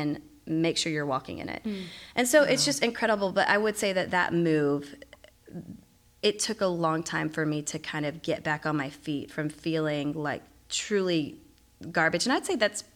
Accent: Dallas, Texas, United States; moved away; also born or lived in Virginia; I'm from Dallas. I just haven't lived here for a while

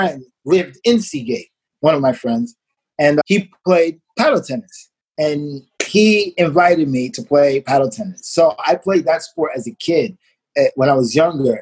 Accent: New York City, New York, United States; also born or lived in Marlboro Projects; eventually we moved from Marble Projects. We moved to Coney Island

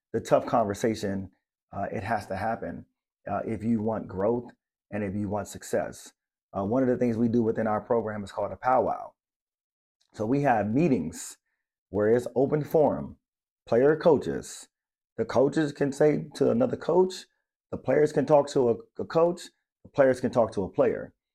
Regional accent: Maryland, United States; moved away; I'm from Maryland, and, and it's the, like, the blue crab capital.

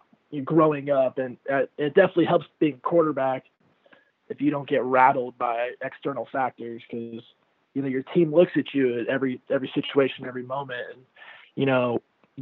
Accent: Newport Beach, California, United States; beach volleyball growing up in Newport Beach

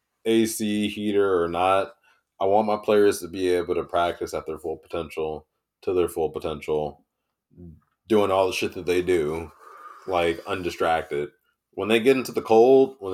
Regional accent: Wisconsin, United States; we grew up in Wisconsin

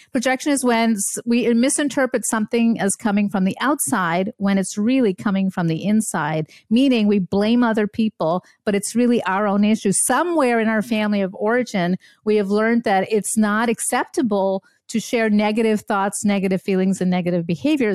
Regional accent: Montreal, Quebec, Canada; born or raised there; also born or lived in India / Germany / upstate New York; now in Brookfield, Wisconsin, United States

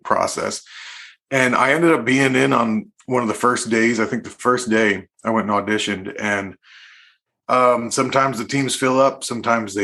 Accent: Woodstock, New York, United States; I'm from Woodstock, New York, and it's like a real... jam band country Americana scene out there

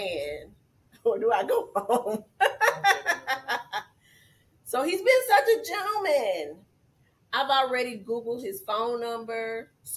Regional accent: Georgia, United States; moved away; I'm from Georgia.

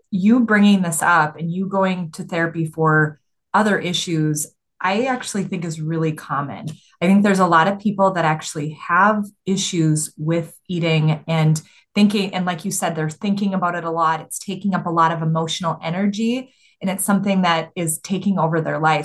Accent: Minnesota, United States; I was from Minnesota

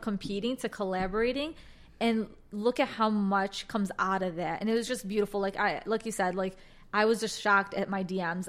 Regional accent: Chicago, Illinois, United States; I was born and raised in Chicago

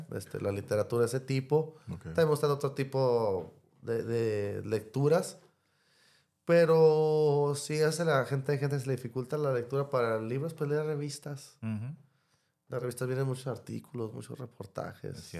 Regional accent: Mexicali, Baja California, Mexico; crecí en Mexicali

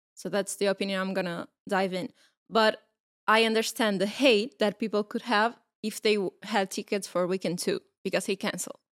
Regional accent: Portugal; we are from Portugal

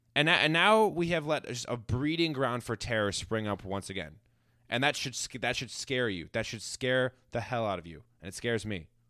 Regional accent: United States; as an American

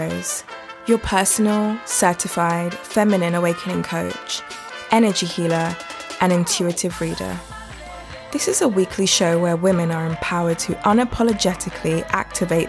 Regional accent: London, United Kingdom; in terms of where this accent came from, I was born in London. I also live in London

